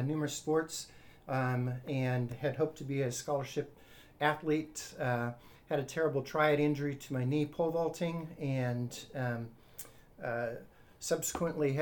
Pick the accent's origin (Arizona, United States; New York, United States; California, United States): Arizona, United States; now in Miami, United States; I grew up in the deserts in Arizona, halfway between Tucson and San Diego